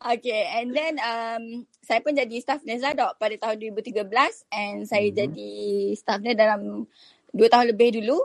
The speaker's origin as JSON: {"language": "Malay", "town": "Kuantan", "region": "Pahang", "country": "Malaysia", "said": "Saya orang Kuantan. Kuantan Pahang."}